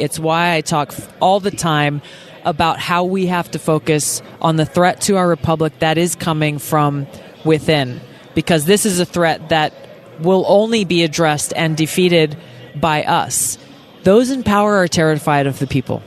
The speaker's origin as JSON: {"language": "English", "region": "Hawaii", "country": "United States", "said": "my home state of Hawaii"}